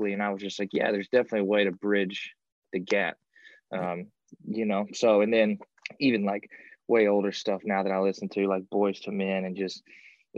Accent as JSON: {"language": "English", "region": "Kentucky", "country": "United States", "tie": "born or raised there", "said": "I grew up in Kentucky and rural little place there"}